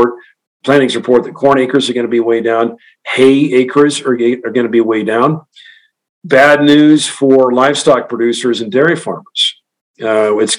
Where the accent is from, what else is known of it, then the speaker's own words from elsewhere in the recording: Western Kansas, United States; I grew up in Western Kansas, where you fallow every other year in a wheat fallow rotation